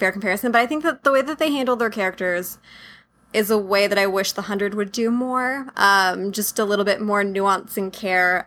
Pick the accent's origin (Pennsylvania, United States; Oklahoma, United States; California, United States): California, United States; San Diego; I grew up in San Diego, um, in the suburbs of San Diego